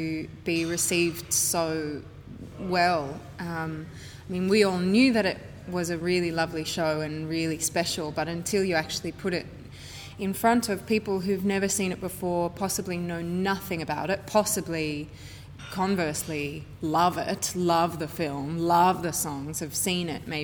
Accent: Sydney, New South Wales, Australia; I'm from Sydney

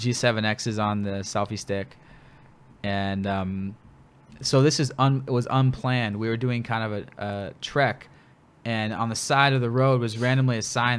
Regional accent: Bellevue, Washington, United States; I'm from Bellevue, Washington, which is next to Seattle.

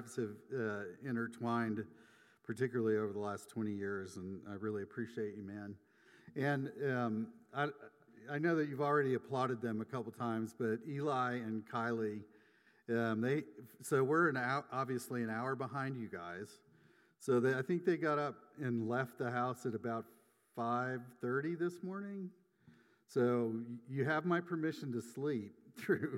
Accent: Atlanta, Georgia, United States; moved away as an adult; also born or lived in California / Auburn, Alabama; I grew up in the Atlanta area

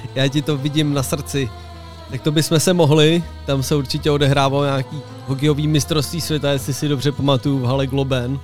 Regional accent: Roudnice nad Labem, Ústí nad Labem Region, Czechia; u nás na Gimplu tady v Roudnici

